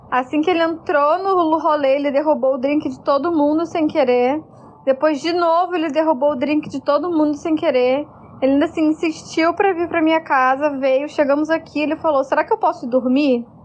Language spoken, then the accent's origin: Portuguese; Araruama, Rio de Janeiro, Brazil; now in Porto Alegre, Brazil; eu sou de Araruama, né, uma cidade pequena.